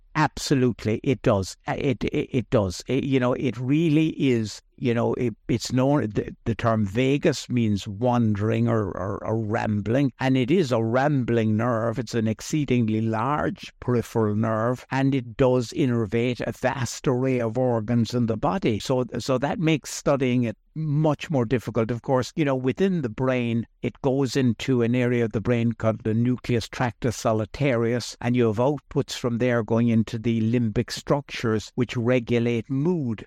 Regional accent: Ireland; I grew up here in Ireland

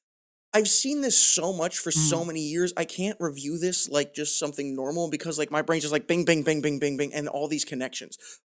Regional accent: Ireland; And also just, like, the fact that I'm Irish, like, drink... I like to relax.

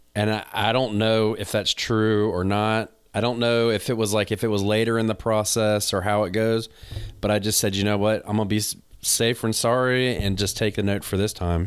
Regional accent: the South, United States; accent: country; I got a country accent, I'm from the South

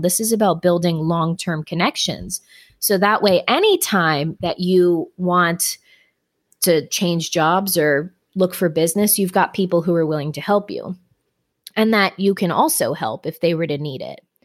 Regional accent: Florida, United States; Growing up in Florida

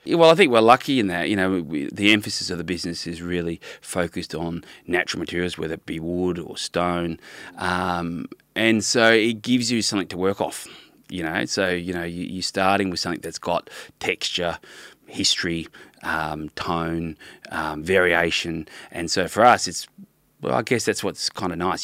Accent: Melbourne, Victoria, Australia; moved away as an adult; also born or lived in Brisbane / London; I was from Melbourne originally, lived in Brisbane for a bit, back in Melbourne, uh, then, uh, doing high school, and then I was studied in London

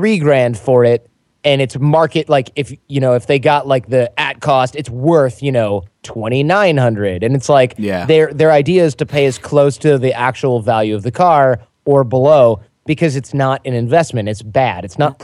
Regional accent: Michigan, United States; moved away; We're both from Michigan

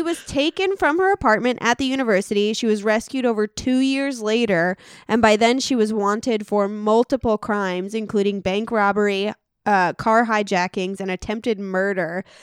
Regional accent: Illinois, United States; We're from Illinois

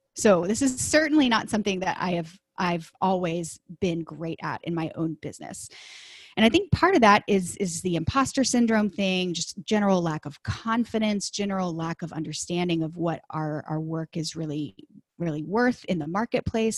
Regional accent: Dallas, Texas, United States; I am from Texas. I grew up in the Dallas area

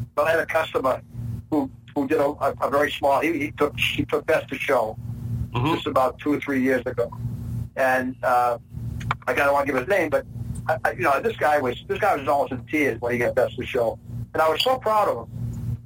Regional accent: Maine, United States; accent: Maine; I lived in Maine for, about 30 years of my life, so I kind of think that, there might be some Maine accent there

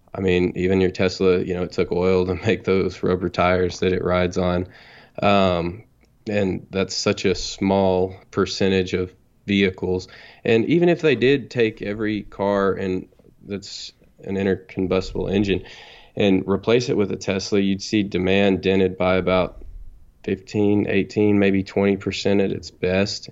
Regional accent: North Texas, United States; I'm from Texas. I'm twenty-nine years old. And I guess I grew up here in North Texas

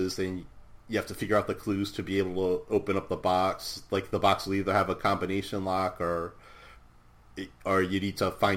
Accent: Providence, Rhode Island, United States; I was born in 1970 in Providence, and I lived like the first 6.5 years or so in Providence

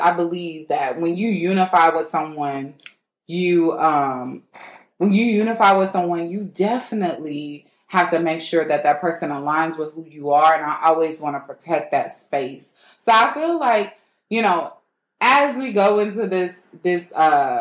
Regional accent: the South, United States; moved away; I'm from the South

